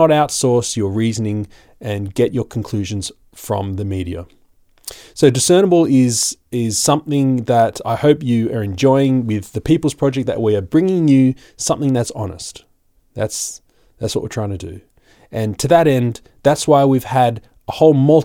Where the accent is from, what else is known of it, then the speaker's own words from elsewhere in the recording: Australia; I'm just an Aussie